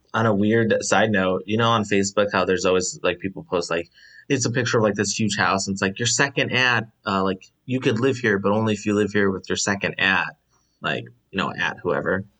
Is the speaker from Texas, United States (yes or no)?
no; Chicago, Illinois, United States; I'm the only, um, person from Chicago